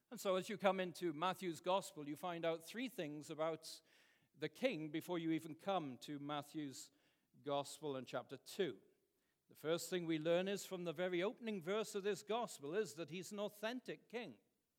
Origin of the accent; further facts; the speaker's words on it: Wales, United Kingdom; moved away; And I remember growing up in Wales